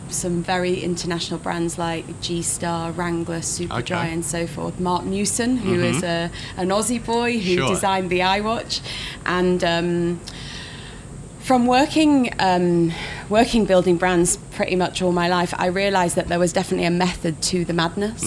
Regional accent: Leeds, Yorkshire and the Humber, United Kingdom; Well, I was born in Leeds, which is in the north of England.

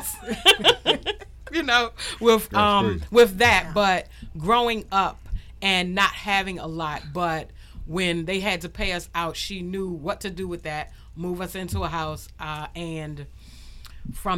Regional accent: Washington, District of Columbia, United States; growing up in Southeast

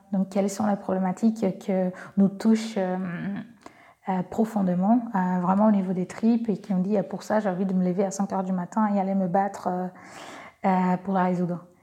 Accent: Brazil; accent: Brazilian; French is a second language; moved away as an adult; now in France; je suis brésilienne, j'ai un petit accent

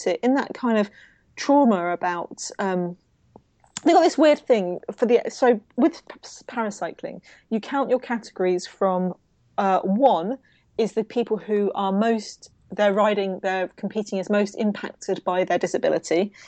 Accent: United Kingdom; as a Brit

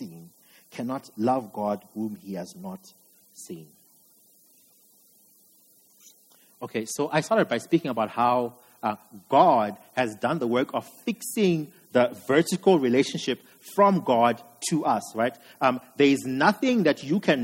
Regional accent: Zimbabwe; I'm from Zim. And growing up in Zim

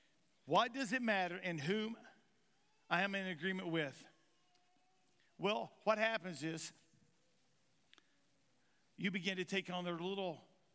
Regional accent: Kentucky, United States; now in Missouri, United States; I'm from Eastern Kentucky, and in Eastern Kentucky, we talk a certain way. Anybody know how the people in Eastern Kentucky talks? Well, I talk really good. Okay, I don't talk good. How do I say this? My talking is better here in Missouri now than it was ever in Kentucky.

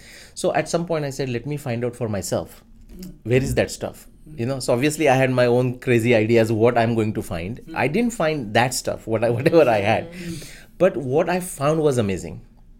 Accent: India; moved away; My background coming into this was obviously going back to growing up in India.

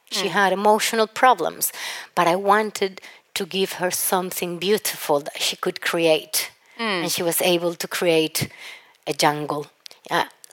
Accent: Cali, Valle del Cauca, Colombia; I'm from Cali, a city that literally looks like it has huge ceiba

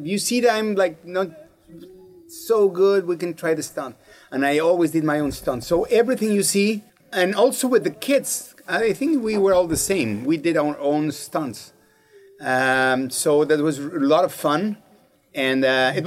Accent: Mexico; moved away as an adult; I was born and raised in Mexico. I'm a real Mexican.

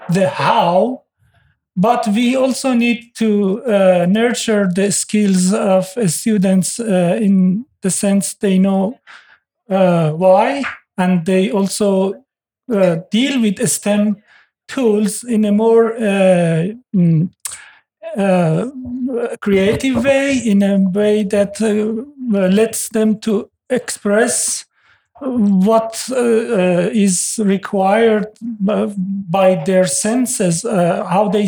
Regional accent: Iran; now in Norway; I'm originally from Iran. Uh, Norway is the fifth country I'm living in.

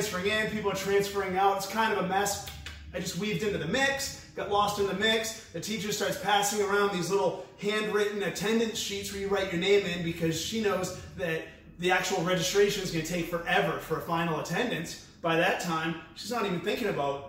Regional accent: New Hampshire, United States; I was born and raised in New Hampshire

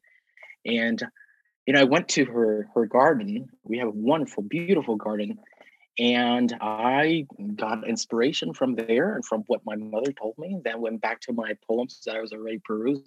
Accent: Southern California, United States; moved away; I'm from Southern California

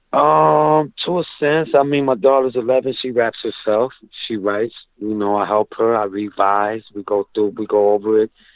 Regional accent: Rochester, New York, United States; in Rochester is is great. You know, it's home base

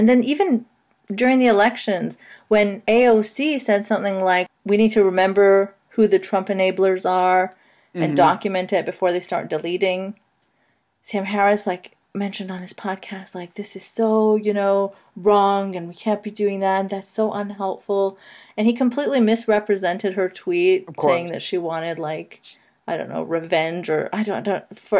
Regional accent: Saudi Arabia; growing up in Saudi Arabia, I can tell you that at best, you don't know anything about anti-Semitism. At worst, you are, you know, raised in it.

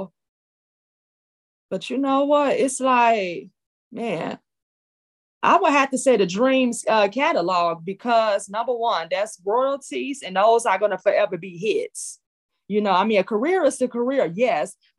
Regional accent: Chicago, Illinois, United States; I'm from the Shy, yes. That Shy City.

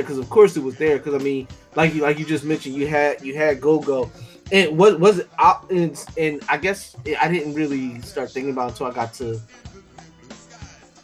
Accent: Philadelphia, Pennsylvania, United States; I'm from Philly

